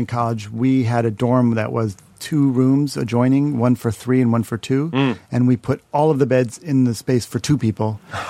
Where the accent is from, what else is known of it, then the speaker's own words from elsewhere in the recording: Shaker Heights, Ohio, United States; back to home in Shaker Heights with my parents.